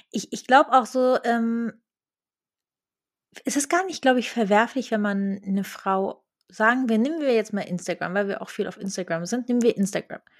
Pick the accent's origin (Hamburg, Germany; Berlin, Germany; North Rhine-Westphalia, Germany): Berlin, Germany; Ähm, ich glaube, Berlin, also ich komme aus Berlin und ich glaube, Berlin ist